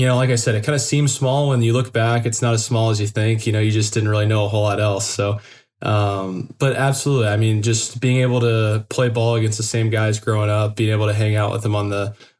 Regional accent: Knoxville, Tennessee, United States; also born or lived in Memphis, Tennessee; moved here with my family. We were around two. I was around two. Have lived here since

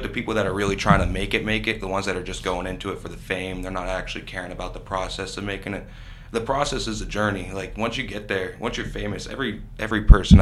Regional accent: Erie, Pennsylvania, United States; We come from Erie.

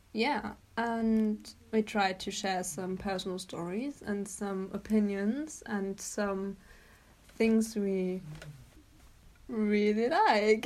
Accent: Germany; also born or lived in South Devon, England; now in England; I am not from England. I am from Germany, and I came to England for an exchange year, and then just decided to stay.

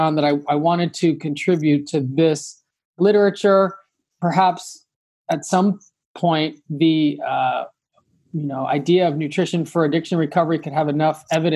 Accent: Los Angeles, California, United States; I am from Los Angeles originally. So, you know, growing up

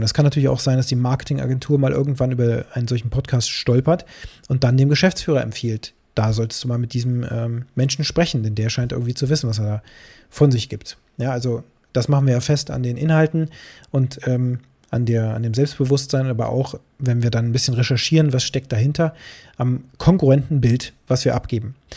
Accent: Harz, Germany; bei uns im Harz

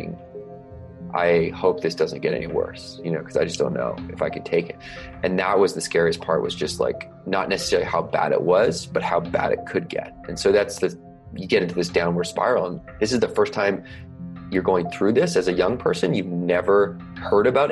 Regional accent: Victoria, British Columbia, Canada; I grew up on an island off the west coast of Canada, rather large island called Vancouver Island, in a place called Victoria, BC

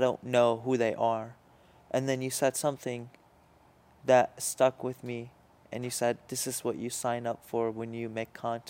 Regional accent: Iraq; also born or lived in Jordan; Okay, so I come from different places, or my family comes from different places. I was born in Jordan. My family lived there for a couple years, and then they moved to Iraq.

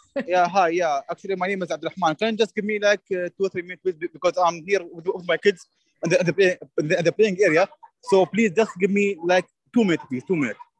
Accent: Abu Dhabi, United Arab Emirates; English is a second language; I am from United Arab Emirates, from Abu Dhabi.

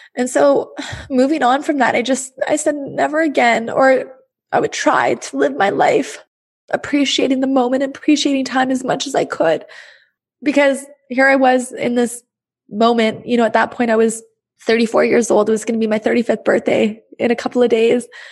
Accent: Thunder Bay, Ontario, Canada; moved away as an adult; also born or lived in Montreal; in Thunder Bay, my hometown.

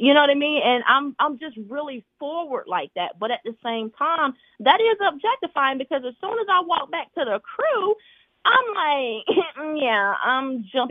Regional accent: Atlanta, Georgia, United States; And I'm from Atlanta.

